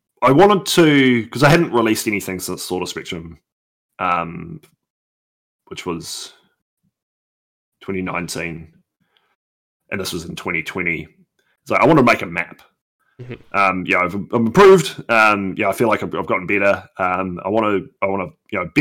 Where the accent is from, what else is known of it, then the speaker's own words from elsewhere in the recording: New Zealand; I'm a New Zealander.